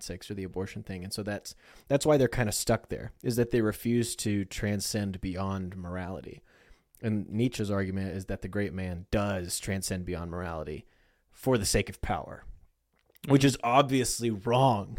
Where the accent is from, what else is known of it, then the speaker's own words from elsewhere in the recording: United States; we're American